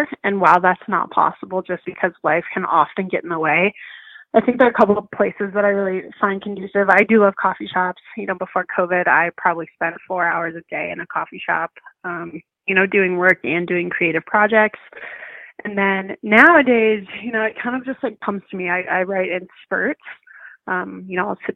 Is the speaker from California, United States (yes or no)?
no; Cleveland, Ohio, United States; moved away as an adult; now in Denver, United States; I grew up in Cleveland, Ohio, but I'm currently living in Denver, Colorado